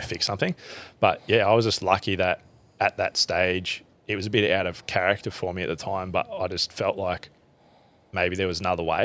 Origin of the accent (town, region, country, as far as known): central Queensland, Australia; born or raised there; also born or lived in Springsure / Emerald / Blackwater